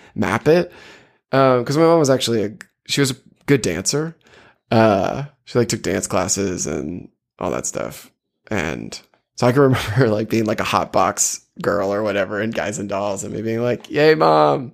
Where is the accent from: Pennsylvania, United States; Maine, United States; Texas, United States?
Maine, United States; South Portland; I grew up in South Portland